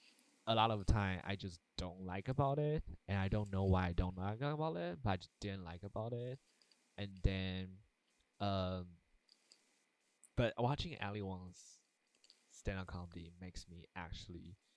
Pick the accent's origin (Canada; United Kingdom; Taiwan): Taiwan; moved away; when I grew up in Taiwan, right? And so we have a lot of like Chinese culture and also a lot of like traditional Asian culture